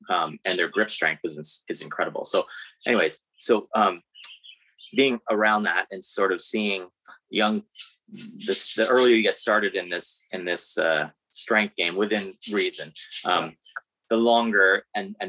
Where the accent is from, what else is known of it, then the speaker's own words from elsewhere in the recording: Guelph, Ontario, Canada; I'm from Guelph.